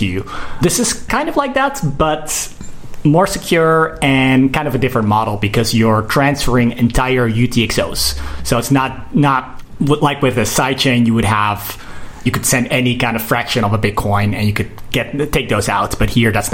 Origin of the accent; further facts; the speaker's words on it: Utrecht, Netherlands; moved away; also born or lived in South Korea; I'm also from Utrecht